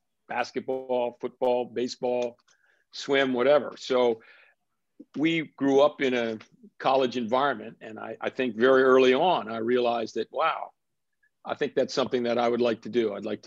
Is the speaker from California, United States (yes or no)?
no; Princeton, New Jersey, United States; moved away; I was born and raised in Princeton, New Jersey. My dad worked for Princeton University.